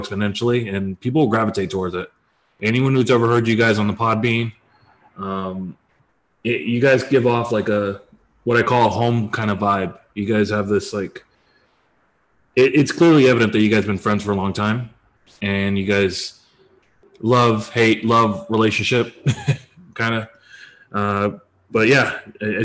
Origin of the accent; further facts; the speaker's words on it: United States; accent: American English; I'm an American